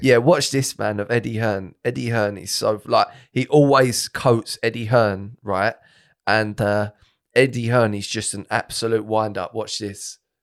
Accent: Romford, London, United Kingdom; I was born in Harold Wood, Harold Wood, Romford.

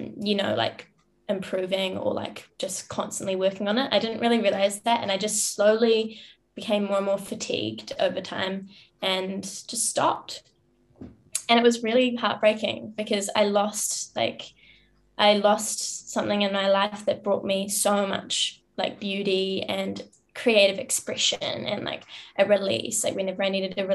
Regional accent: New Zealand; I grew up in New Zealand in a small town, in a farm in the middle of nowhere.

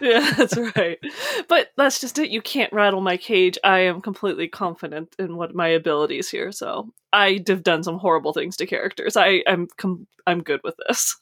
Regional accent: United States; I'm coming from the States

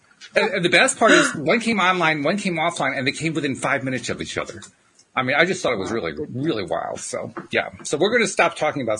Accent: United States; I'm only from the US

